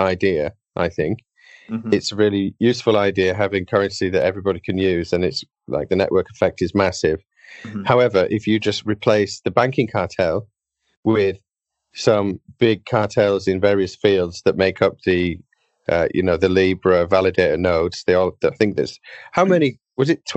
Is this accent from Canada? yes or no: no; United Kingdom; As a Brit